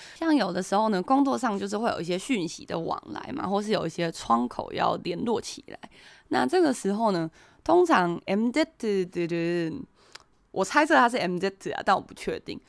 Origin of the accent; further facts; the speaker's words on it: Taiwan; 我们台湾人是用Line嘛